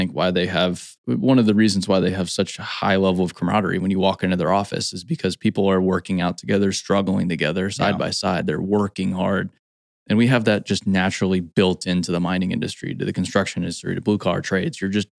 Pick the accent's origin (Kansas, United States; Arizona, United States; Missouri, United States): Arizona, United States; Scottsdale; Well, and I grew up in Scottsdale and I go back every once in a while